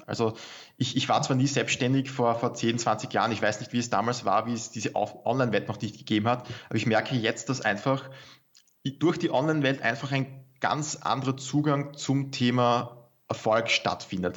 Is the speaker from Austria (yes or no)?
yes; Austria; bei uns in Österreich